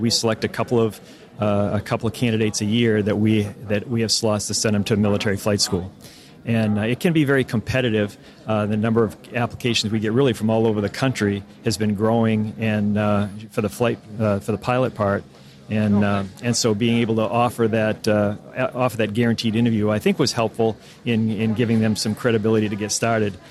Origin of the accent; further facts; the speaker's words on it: Maine, United States; moved away as an adult; somebody like me and so many others who were born and raised in Maine